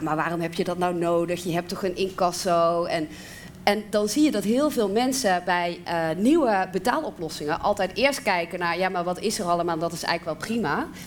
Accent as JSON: {"language": "Dutch", "region": "South Limburg", "country": "Netherlands", "said": "ik kom uit Zuid-Limburg"}